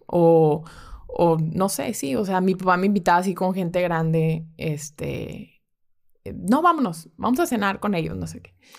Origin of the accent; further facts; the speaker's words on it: Monterrey, Nuevo León, Mexico; mi familia es de Guadalajara. Ok. Pero de hecho yo soy la única regia